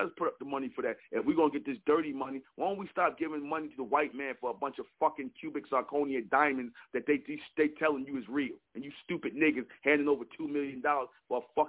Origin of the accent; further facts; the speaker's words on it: United States; I'm foundational black American. My people, I'm American. I'm not African.